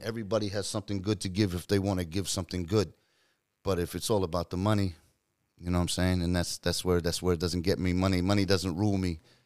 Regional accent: New Zealand; now in United States; I'm from New Zealand, but I live in the States

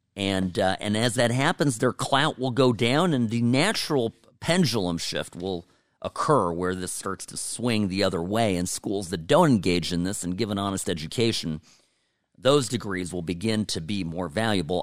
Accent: United States; I am an American, but my parents came here from Eastern Europe

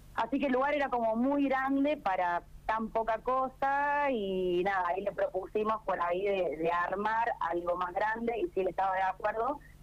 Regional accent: Córdoba, Argentina; moved away as an adult; yo soy de Córdoba, yo soy infiltrada. Eh, y estoy viviendo acá en Hacha hace dos años

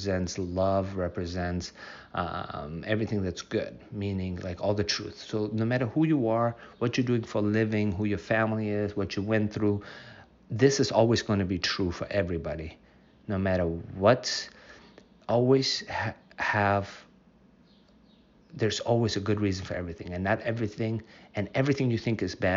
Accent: United States; I'm from the United States

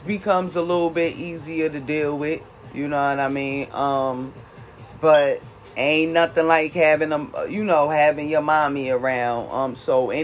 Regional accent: Jersey City, New Jersey, United States; moved away as an adult; now in California, United States; I'm originally from Jersey City, New Jersey

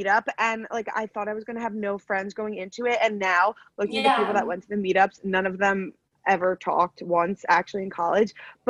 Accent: East Coast, United States; on the East Coast

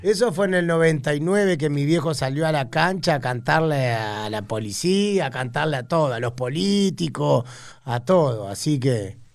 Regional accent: Tigre, Buenos Aires Province, Argentina; also born or lived in Tortuguitas; de chiquito viví en Tigre y en Tortuguita mucho

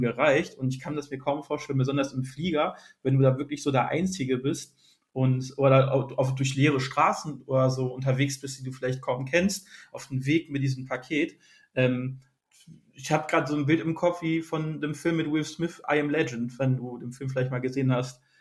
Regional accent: near Essen and Düsseldorf, North Rhine-Westphalia, Germany; Und ich komme hier aus der Region NRW bei Essen und Düsseldorf

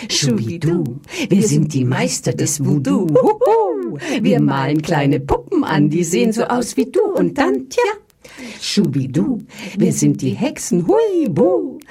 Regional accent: Austria; born there; als Österreicherin gebürtig, habe immer schon, was heißt immer, also ziemlich lang schon das Fable für die Josephine Mutzenbacher gehabt

